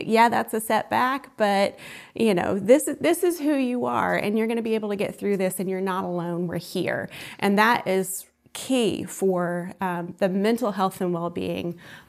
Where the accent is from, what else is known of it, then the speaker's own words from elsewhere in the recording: Columbus, Georgia, United States; also born or lived in New York / Los Angeles; Well, as I mentioned, I am from Columbus, Georgia, so my family is here.